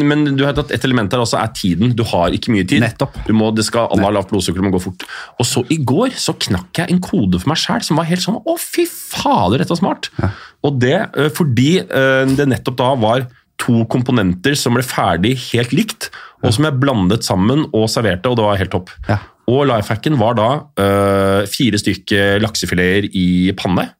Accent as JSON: {"language": "Norwegian", "region": "Oslo", "country": "Norway", "tie": "born or raised there", "said": "Jeg gikk på Nordseter"}